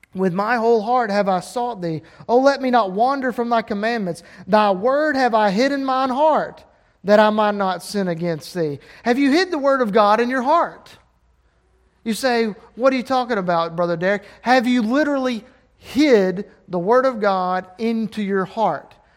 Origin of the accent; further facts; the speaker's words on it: Alabama, United States; I'm from Alabama and uneducated